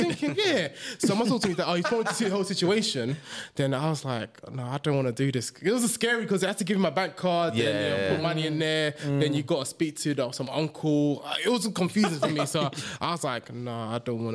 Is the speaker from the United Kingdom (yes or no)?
yes; London, United Kingdom; I was from East London